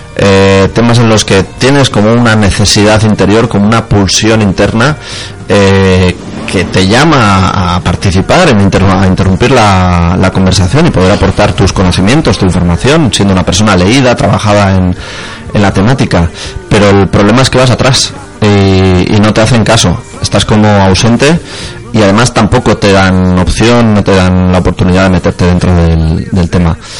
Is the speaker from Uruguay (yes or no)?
no; Lleida, Catalonia, Spain; soy de Lleida